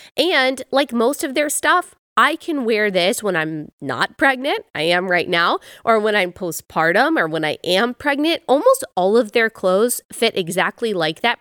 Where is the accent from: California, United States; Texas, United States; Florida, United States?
Texas, United States; North; moved away; I grew up in Texas, and in North Texas